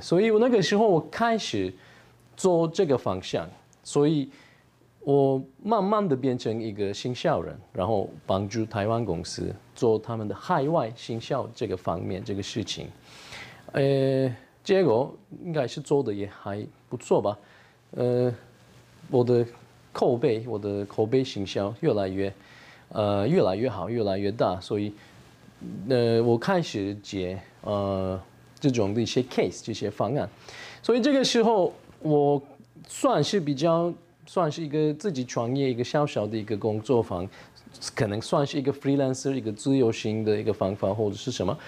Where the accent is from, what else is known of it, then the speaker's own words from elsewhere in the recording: Turkey; Chinese is a second language; moved away as an adult; now in Taichung, Taiwan; 我是来自土耳其